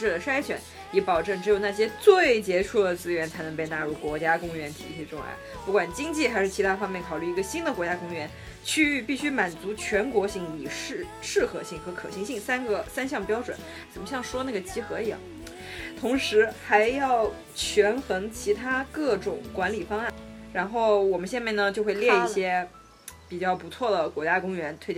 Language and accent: Chinese; Anhui, China; 我们是安徽人啊，